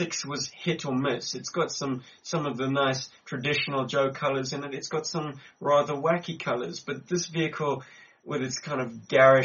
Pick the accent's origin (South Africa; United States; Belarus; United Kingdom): South Africa; Cape Town, Western Cape; now in Johannesburg, South Africa; back in my hometown, which is Cape Town